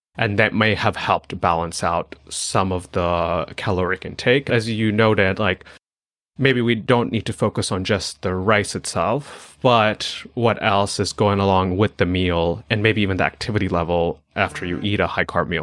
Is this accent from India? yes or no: yes; Chennai, Tamil Nadu, India; moved away; also born or lived in Durham, North Carolina; I grew up in Chennai, Tamil Nadu